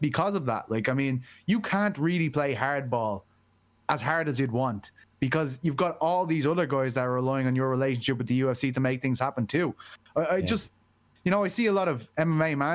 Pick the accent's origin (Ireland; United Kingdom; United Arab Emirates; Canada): Ireland; Dublin, Leinster; I'm from Blanchardstown